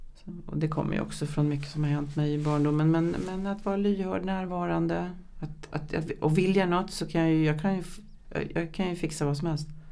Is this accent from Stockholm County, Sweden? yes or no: yes; Vårby, Stockholm County, Sweden